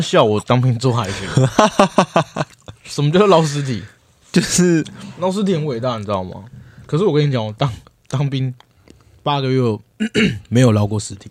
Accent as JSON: {"language": "Chinese", "town": "Hualien", "region": "Hualien County", "country": "Taiwan", "tie": "born or raised there"}